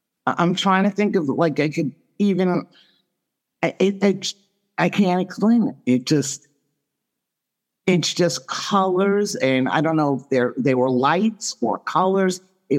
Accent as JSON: {"language": "English", "town": "Long Island", "region": "New York", "country": "United States", "tie": "born or raised there", "said": "Long Island."}